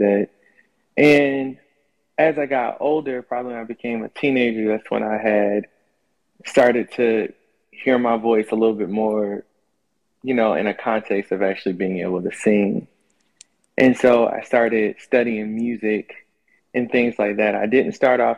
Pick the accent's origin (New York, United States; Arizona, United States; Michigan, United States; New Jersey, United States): New Jersey, United States; also born or lived in North Carolina; now in Atlanta, United States; I'm currently living in Atlanta. I was born in North Carolina, but mainly raised in New Jersey